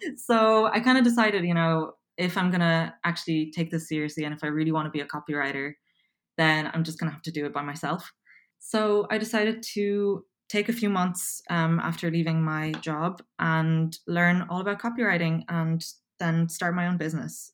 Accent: Dublin, Leinster, Ireland; accent: Irish; also born or lived in Poland; I'm originally from Poland. Um, I moved to Dublin, Ireland when I was seven

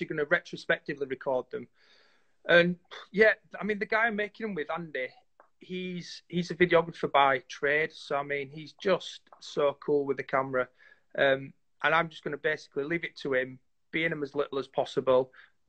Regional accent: Yorkshire and the Humber, United Kingdom; We're five lads from Yorkshire

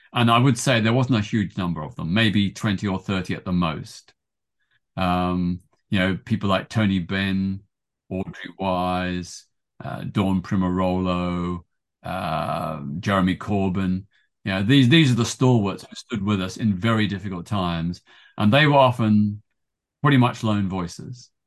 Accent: Melbourne, Victoria, Australia; moved away as an adult; now in London, United Kingdom; my hometown of Melbourne, Australia

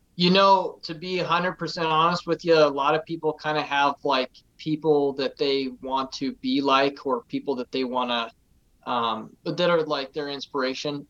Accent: Casper, Wyoming, United States; I was born and raised here in Casper, Wyoming. Um, never moved away

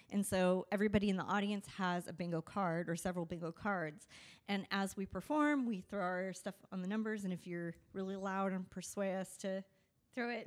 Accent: Las Vegas, Nevada, United States; we're from Vegas

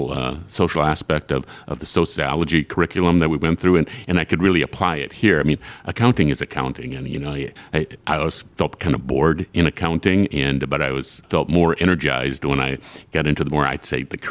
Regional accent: Frankenmuth, Michigan, United States; I grew up in Frankenmuth. I mean, I was born and raised here.

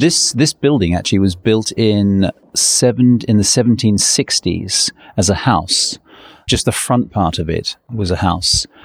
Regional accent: New Zealand; also born or lived in England; now in London, United Kingdom; so I was born in England, um, but when I was six, my family we all moved to New Zealand, and we went on a on a boat. It's a forty five day trip to New Zealand, and so I grew up in New Zealand.

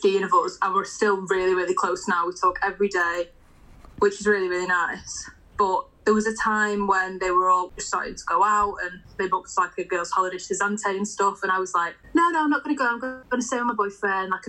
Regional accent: Blackpool, North West England, United Kingdom; moved away as an adult; now in Manchester, United Kingdom; I'm now living in Manchester, but I'm originally from Blackpool.

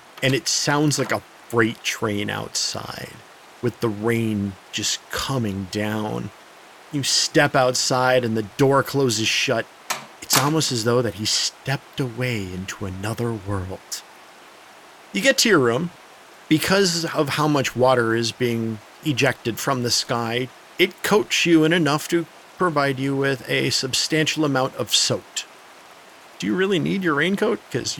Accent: Pennsylvania, United States; So, when I was a little kid, there was this really nasty hurricane that stalled over my hometown in Pennsylvania.

